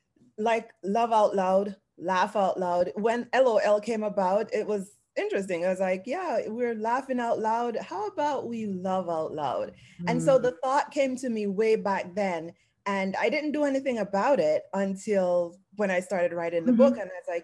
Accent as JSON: {"language": "English", "town": "Clydesdale", "region": "Saint Ann", "country": "Jamaica", "tie": "born or raised there", "also_born_or_lived": "Kingston, Jamaica", "said": "So I was born there the first 2 years of my life. And then I moved to live with my grandparents in St. Anne, in the countryside of St. Anne, a place called Clydesdale."}